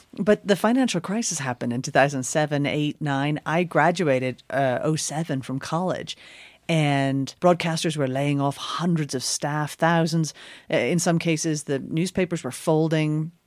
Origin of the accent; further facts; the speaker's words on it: Northern Ireland, United Kingdom; now in New York, United States; I grew up in Northern Ireland. Essentially the very, very last Protestant village before you get to the heartlands of South Armagh